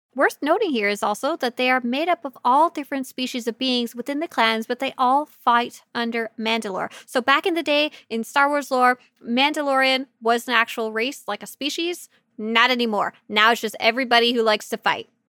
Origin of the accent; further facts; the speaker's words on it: Canada; my home country of Canada